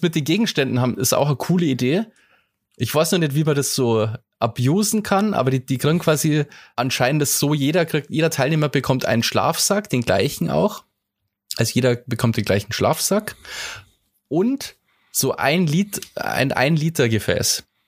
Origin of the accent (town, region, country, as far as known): Bavaria, Germany